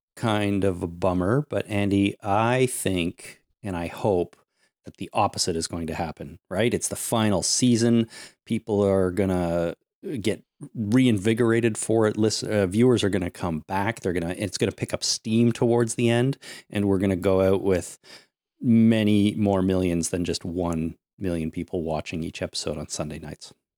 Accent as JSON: {"language": "English", "country": "Canada", "said": "I'm also a Canadian. I pay lots of taxes here"}